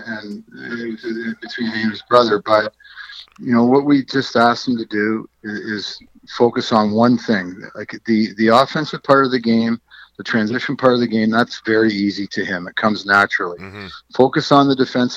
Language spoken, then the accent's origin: English; Durham Region, Ontario, Canada; I grew up in the Durham region, and the Oshawa Green Gales were my team